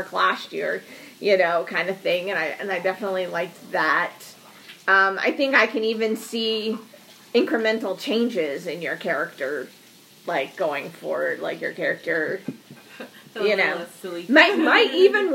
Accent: northern Vermont, United States; now in Texas, United States; I grew up in northern Vermont

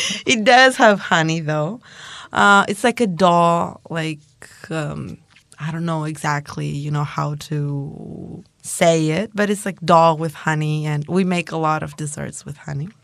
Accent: Greece

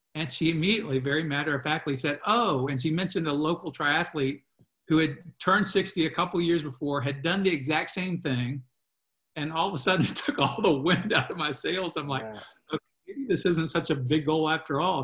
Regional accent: Virginia, United States; and I'm from Virginia.

